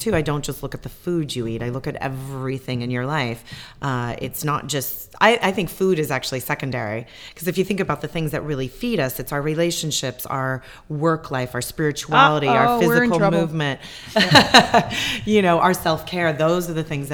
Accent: San Francisco, California, United States; moved away as an adult; also born or lived in Boulder / Madrid; Being from Northern California

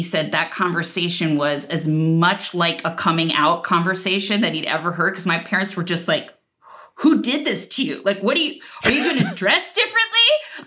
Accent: New Jersey, United States; moved away; I was from New Jersey and from an Irish Catholic family

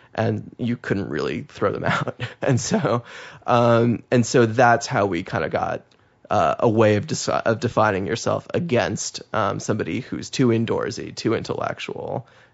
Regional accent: Massachusetts, United States; I'm from Massachusetts.

